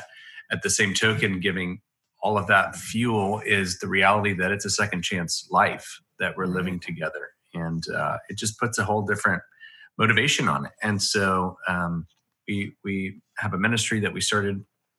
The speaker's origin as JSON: {"language": "English", "town": "Washington", "region": "District of Columbia", "country": "United States", "tie": "born or raised there", "also_born_or_lived": "Montgomery", "said": "Well, I was born in Montgomery, Alabama, which is the state capital, and my dad is and was then a pastor, and lived there for a couple years, and then I moved to Washington, D.C."}